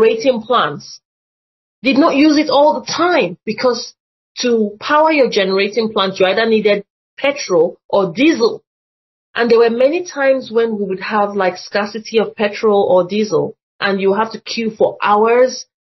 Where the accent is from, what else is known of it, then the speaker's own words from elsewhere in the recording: Nigeria; moved away; when I was growing up in Nigeria